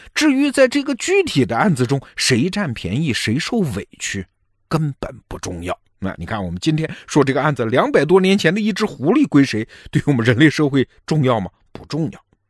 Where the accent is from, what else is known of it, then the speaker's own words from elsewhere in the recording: China; 对于我们中国人来说